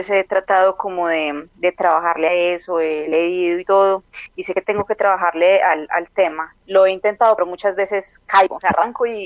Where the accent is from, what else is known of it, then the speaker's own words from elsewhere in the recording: Medellín, Antioquia, Colombia; De Medellín, Colombia.